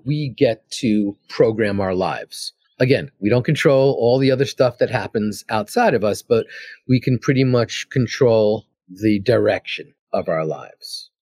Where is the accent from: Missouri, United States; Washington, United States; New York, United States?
New York, United States; New York City; moved away as an adult; also born or lived in California; I'm from Queens, I'm from New York